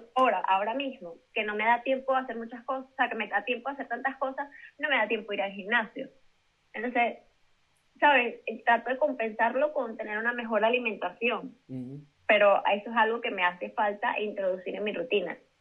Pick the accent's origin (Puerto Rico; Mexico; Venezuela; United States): Venezuela; moved away as an adult; now in Madrid, Spain; yo soy venezolana, pero tengo mis papeles españoles porque mis abuelos son españoles